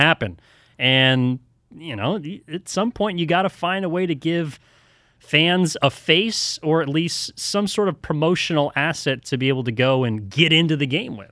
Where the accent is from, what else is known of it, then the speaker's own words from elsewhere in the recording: El Cerrito, California, United States; I'm originally from the East Bay. Grew up in El Cerrito